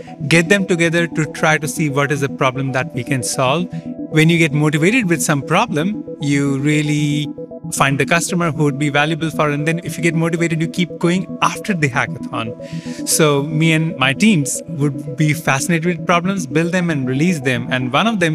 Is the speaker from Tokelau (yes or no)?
no; India; moved away; also born or lived in Canada / Pittsburgh, Pennsylvania, United States; I grew up in India